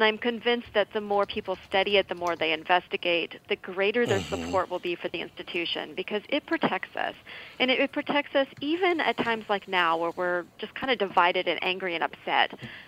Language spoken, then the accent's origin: English; Texas, United States; Well, I'm going to get myself in trouble if I go off on Minnesota politics when I'm from Texas.